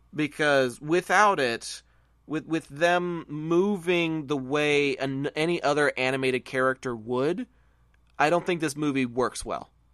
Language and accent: English; Texas, United States; I'm a Texan